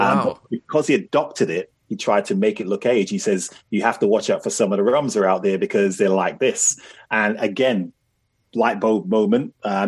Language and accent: English; Jamaica; Now, as a Jamaican, I was like, oh, yeah, Jamaica.